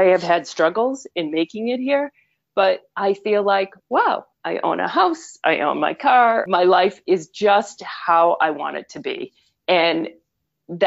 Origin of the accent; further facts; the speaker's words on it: Boston, Massachusetts, United States; accent: Boston; moved away as an adult; now in Vermont, United States; I'm originally from Boston, as anyone listening may catch that Boston accent, despite having lived in Vermont for well over 25 years.